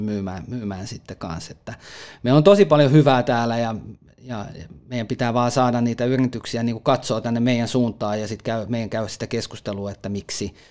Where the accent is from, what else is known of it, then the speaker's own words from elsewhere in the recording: Lahti, Päijät-Häme, Finland; itse olen lahtelainen